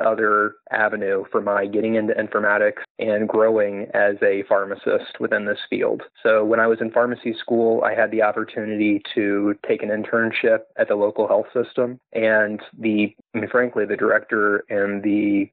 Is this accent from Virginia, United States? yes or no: yes; Farmville, Virginia, United States; moved away as an adult; also born or lived in Richmond, Virginia / California / Washington, D.C.; now in Memphis, United States; So I grew up in Farmville, Virginia